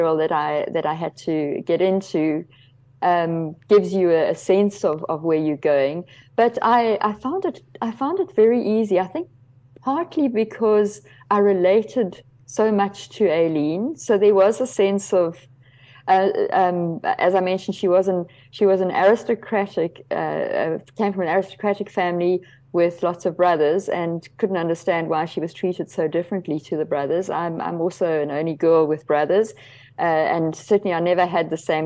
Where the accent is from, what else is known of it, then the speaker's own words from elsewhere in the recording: KwaZulu-Natal, South Africa; I grew up in KwaZulu-Natal, a very English background with, I mean, not a lot of Afrikaans. English and Zulu were our languages there.